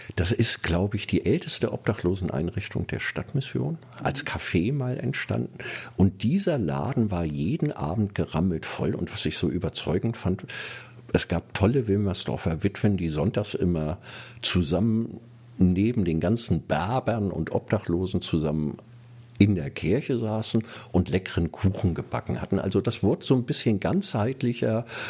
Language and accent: German; Kiel, Schleswig-Holstein, Germany; now in Berlin, Germany; hatte meinen Heimatort verglichen mit dieser Großstadt. Und es gab doch einige Sachen, die mir nicht gefallen hatten in Kiel